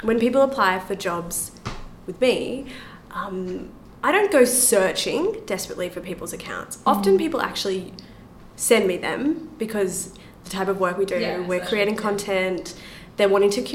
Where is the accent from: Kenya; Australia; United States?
Australia; I'm from Australia